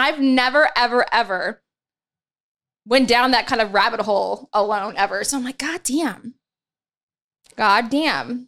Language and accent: English; Dayton, Ohio, United States; moved away; my hometown in, in Dayton, Ohio